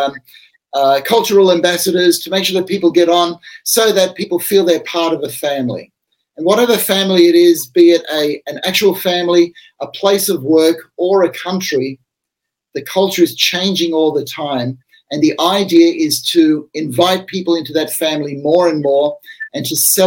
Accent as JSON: {"language": "English", "country": "Australia", "said": "I'm an Australian."}